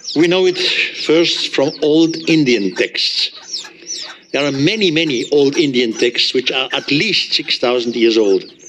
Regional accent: Switzerland; accent: German; English is a second language; I'm from Switzerland. Uh, my English is not the best. I still have a heavy German accent

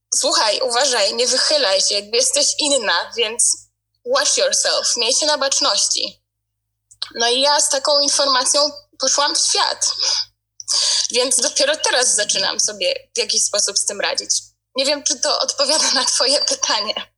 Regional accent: Poland; now in United Kingdom; ja jakby wychowywałam się w Polsce, wśród, um, od dzieciństwa mieszkam w Polsce cały czas

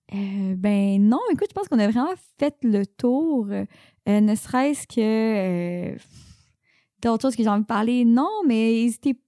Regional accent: Saint-Jérôme, Quebec, Canada; moved away; also born or lived in Sainte-Adèle / Montreal; viens de Saint-Jérôme

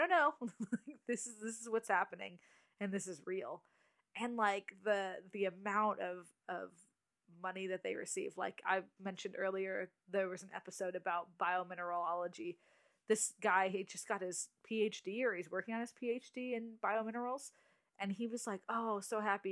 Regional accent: West Coast, United States; I'm from the coast, the West Coast.

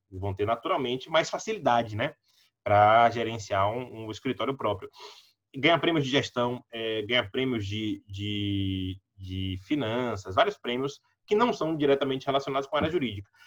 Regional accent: Salvador, Bahia, Brazil; Eu nasci, cresci no Cabula, perto do campus 1 da UNEB

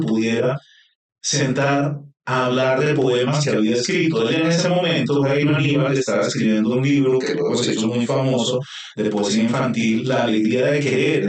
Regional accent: Bogotá, Colombia; also born or lived in Montelíbano, Córdoba, Colombia; yo vivía de niño en Montelíbano, en Córdoba, y luego a los siete años me vine a Bogotá

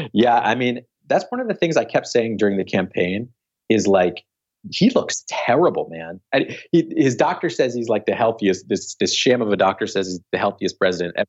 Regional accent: Philadelphia, Pennsylvania, United States; I was born in Philly

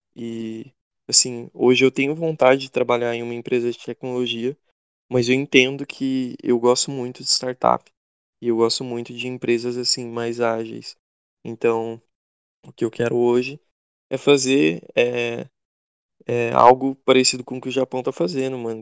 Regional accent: interior of Goiás, Brazil; moved away as an adult; now in Sorocaba, Brazil; eu sou do interior de Goiás

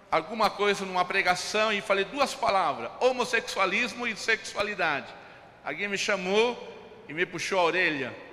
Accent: São Paulo, Brazil; Eu me lembro de um rapaz na igreja de onde eu vim, interior de São Paulo, ele gostava de um rock.

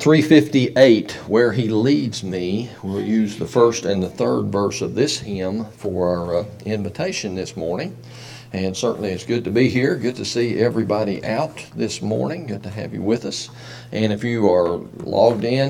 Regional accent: United States; as an American and a veteran

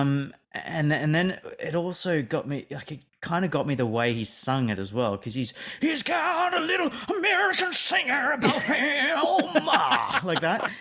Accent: Australia; me living and growing up in Australia

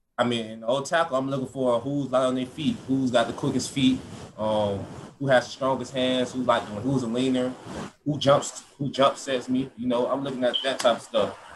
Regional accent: Georgia, United States; moved away as an adult; now in Florida, United States; That's my hometown state

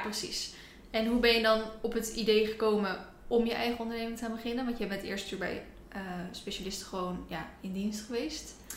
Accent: near Rotterdam, South Holland, Netherlands; now in Ede, Netherlands; oorspronkelijk kom ik uit de buurt van Rotterdam

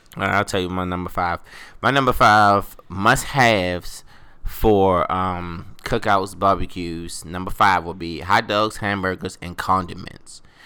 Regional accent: Baltimore, Maryland, United States; my my hometown, Baltimore

